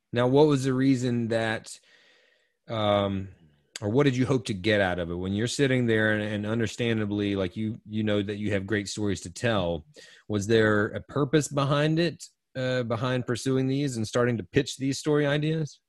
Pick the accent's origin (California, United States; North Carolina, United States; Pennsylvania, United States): North Carolina, United States; Eastern; I'm born and raised in North Carolina and Eastern North Carolina